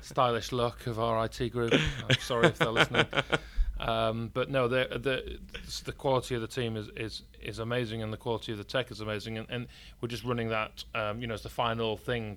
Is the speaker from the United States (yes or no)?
no; York, Yorkshire and the Humber, United Kingdom; accent: northern English; I was born in York, and you can probably tell by my northern English accent